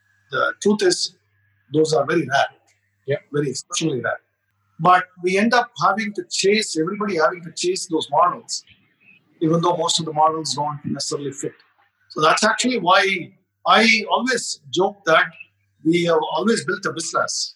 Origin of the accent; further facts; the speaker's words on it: India; being Indian